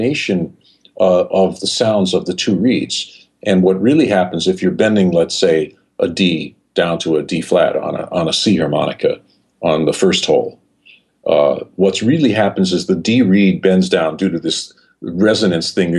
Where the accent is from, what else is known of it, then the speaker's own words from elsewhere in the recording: New York City, New York, United States; moved away as an adult; growing up in New York City, there were no blues clubs